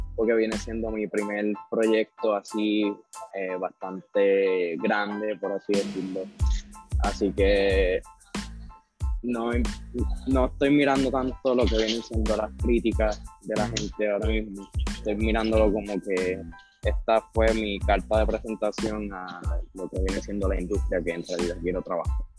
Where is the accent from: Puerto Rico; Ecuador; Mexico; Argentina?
Puerto Rico; como boricua